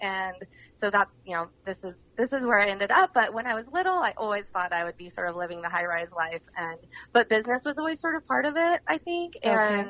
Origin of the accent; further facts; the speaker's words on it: Port Angeles, Washington, United States; moved away as an adult; now in Walla Walla, United States; I'm actually from Port Angeles, which is way on the opposite side of the state, up in the northwest corner.